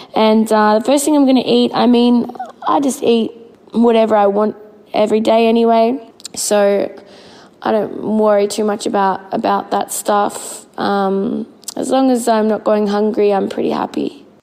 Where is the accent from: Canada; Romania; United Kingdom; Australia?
Australia; Melbourne, Victoria; Melbourne, which is my hometown